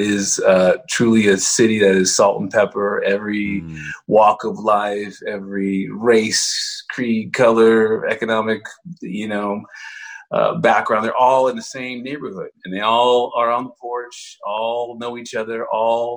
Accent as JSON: {"language": "English", "town": "Dallas", "region": "Texas", "country": "United States", "tie": "born or raised there", "said": "I grew up in Dallas"}